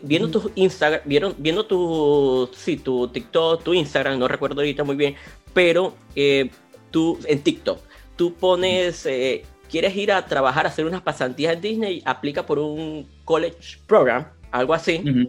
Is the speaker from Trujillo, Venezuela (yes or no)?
no; Maracaibo, Zulia, Venezuela; nosotros somos Maracucho, venimos de un país por allá, cerca de Venezuela